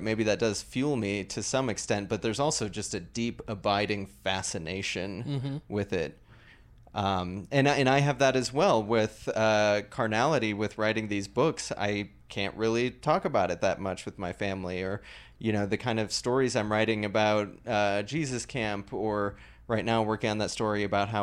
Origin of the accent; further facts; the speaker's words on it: Iowa, United States; now in Denver, United States; I'm an evangelical from Iowa